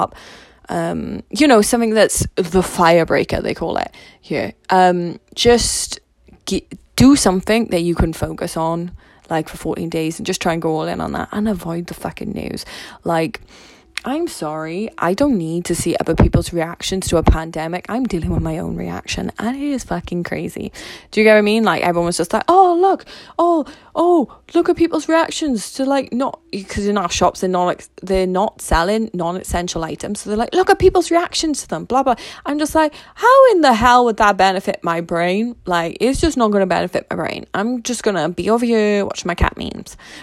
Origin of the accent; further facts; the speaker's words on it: Wales, United Kingdom; I'm Welsh